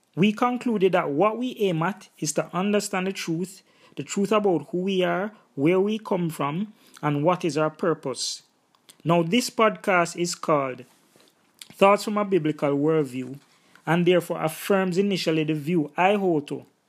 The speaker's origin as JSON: {"language": "English", "country": "Jamaica", "said": "In my own cultural context and background, 'cause I'm Jamaican, there is Rastafarianism"}